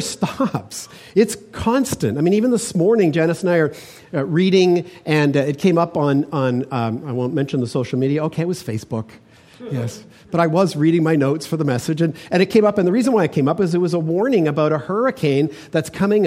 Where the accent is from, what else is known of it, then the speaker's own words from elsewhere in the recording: Toronto, Ontario, Canada; now in British Columbia, Canada; growing up in Toronto